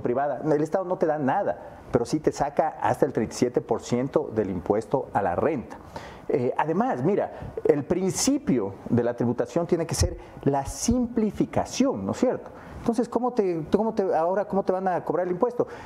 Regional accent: Ecuador; como ecuatorianos

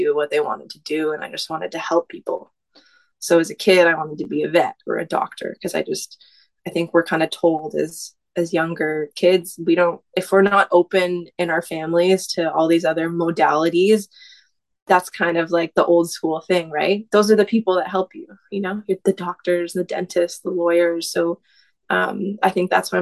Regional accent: Tsawwassen, British Columbia, Canada; I grew up in Tawasin. That's just outside of Vancouver, where you take the ferry to go to the island

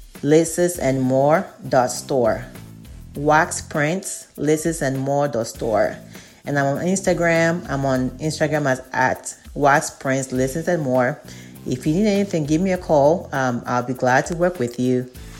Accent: Ghana; moved away as an adult; also born or lived in Kentucky, United States; now in United States; I am originally from Ghana, West Africa. I moved to the U.S., specifically to Kentucky in 1997 to be a pharmacist, studying pharmacy school.

